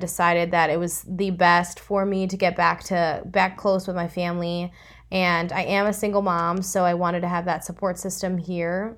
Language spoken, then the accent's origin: English; Chicago, Illinois, United States; moved away as an adult; also born or lived in Los Angeles, United States; I'm originally from Chicago